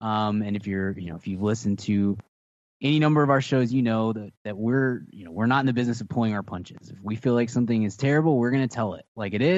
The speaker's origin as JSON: {"language": "English", "region": "Texas", "country": "United States", "said": "This offends me as a Texan."}